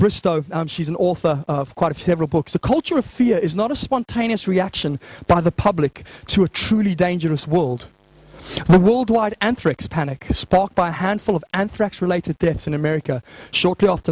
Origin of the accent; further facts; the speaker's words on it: Zimbabwe; growing up in Zimbabwe